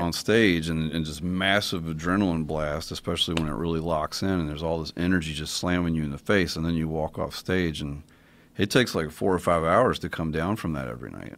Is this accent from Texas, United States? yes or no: no; Kentucky, United States; I'm from Kentucky